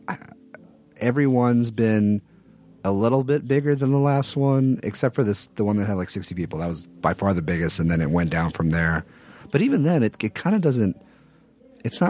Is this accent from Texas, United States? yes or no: yes; Texas, United States; I'm from Texas, which is not a small town